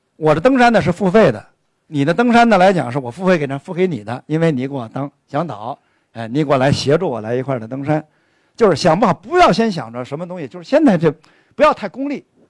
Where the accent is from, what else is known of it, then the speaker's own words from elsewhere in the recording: Northeast China, China; 我们东北人的体型，生来体型，就比南方人高大、威猛